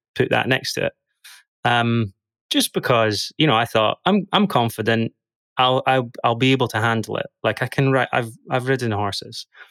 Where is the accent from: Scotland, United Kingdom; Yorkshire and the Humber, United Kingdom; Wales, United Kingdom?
Scotland, United Kingdom; Dundee; moved away as an adult; now in London, United Kingdom; I'm originally from Dundee in Scotland. grew up there for the first twenty-something years of my life.